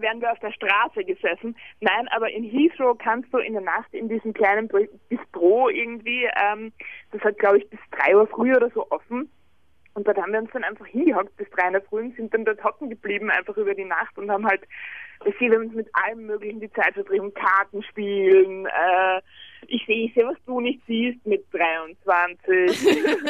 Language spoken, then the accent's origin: German; Vienna, Austria; Bei uns in Wien